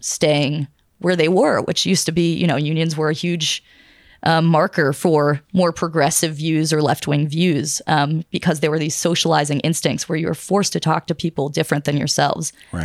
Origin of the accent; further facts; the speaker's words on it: Pittsburgh, Pennsylvania, United States; I'm from Pittsburgh, Pennsylvania